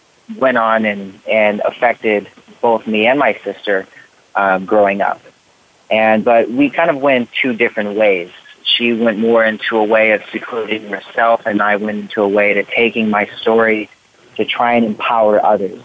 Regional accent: Riverside, California, United States; I was born in Riverside, California. So I was born and raised, and I mean, I've literally, like, lived only in California

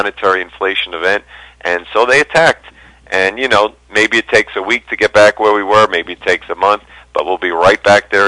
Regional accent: New York, United States; now in Denver, United States; I'm from New York. I live in Denver now

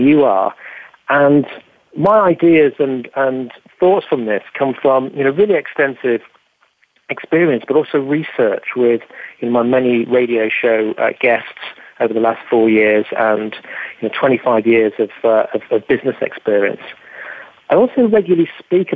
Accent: England, United Kingdom; accent: English; my English accent

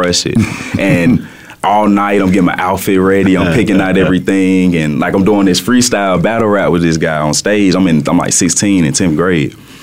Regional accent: Birmingham, Alabama, United States; accent: Southern drawl; now in Phoenix, United States; I'm from Birmingham, Alabama originally, so I always have had that Southern style in me, you know, and when you hear the music, you hear me speaking right now, you can hear the Southern draw

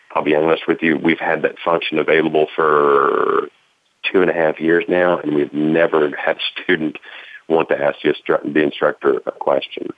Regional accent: Tennessee, United States; A private investigator in Tennessee does that, which is my home state

